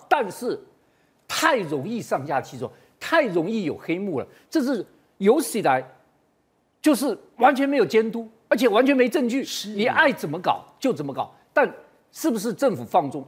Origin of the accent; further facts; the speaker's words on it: Taiwan; 这是我们台湾人最心酸的一件事情